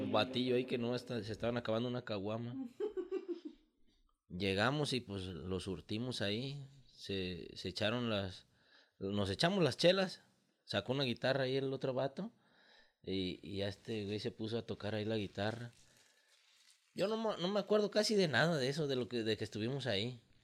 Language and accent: Spanish; El Arenal, Jalisco, Mexico; somos de aquí de Arenal